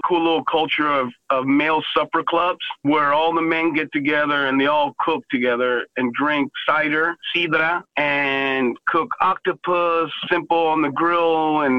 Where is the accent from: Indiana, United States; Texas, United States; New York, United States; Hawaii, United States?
Texas, United States; I'm also a Texan